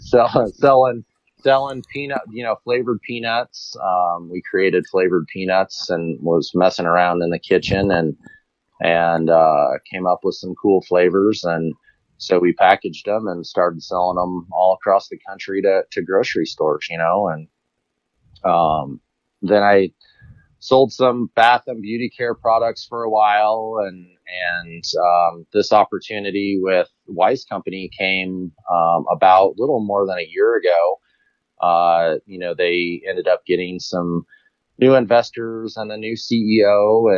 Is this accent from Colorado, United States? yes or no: yes; Colorado, United States; me being a Colorado resident, obviously local. I grew up here in Colorado